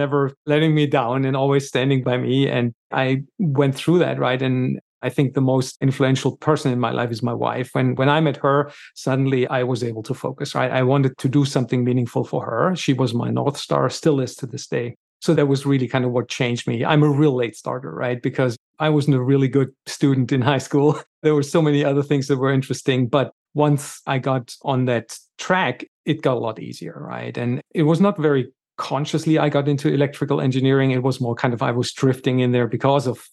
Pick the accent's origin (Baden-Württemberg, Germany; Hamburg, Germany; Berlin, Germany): Baden-Württemberg, Germany; Stuttgart; I grew up in Stuttgart, Germany